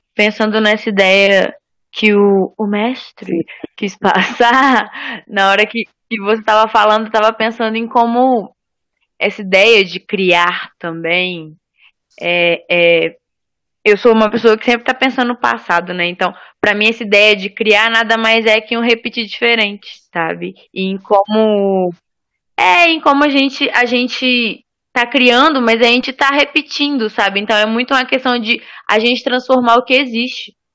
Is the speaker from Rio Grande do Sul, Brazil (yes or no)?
no; Espírito Santo, Brazil; moved away; de onde eu vim, a gente tem muito uma no Espírito Santo